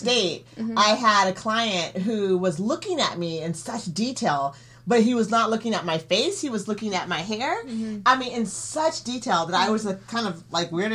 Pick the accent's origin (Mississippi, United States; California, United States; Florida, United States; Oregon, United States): Oregon, United States; Eugene; also born or lived in Houston, Texas; growing up in Eugene